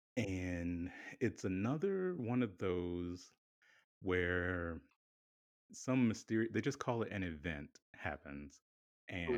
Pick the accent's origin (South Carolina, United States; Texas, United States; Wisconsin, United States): South Carolina, United States; now in Philadelphia, United States; we're both from South Carolina. Like both of our families are, you know, South Carolina born and raised